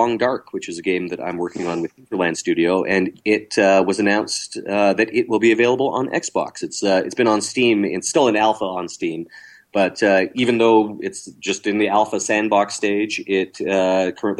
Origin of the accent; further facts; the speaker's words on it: Canada; we're all Canadian